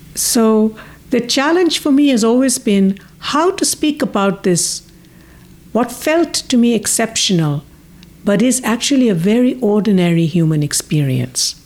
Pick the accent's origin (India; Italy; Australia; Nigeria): India; moved away; also born or lived in United Kingdom / United States; I was born in India, but I lived in the U K and most of my life, I mean, more than half of my life in the U S